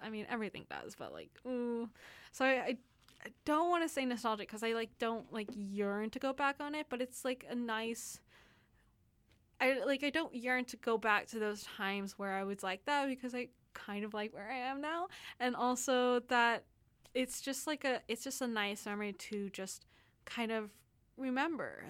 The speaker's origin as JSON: {"language": "English", "region": "Texas", "country": "United States", "moved": "yes", "lives_now": "Vancouver, Canada", "said": "I'm from Texas, and we don't have those those kind of, like, huge mountains"}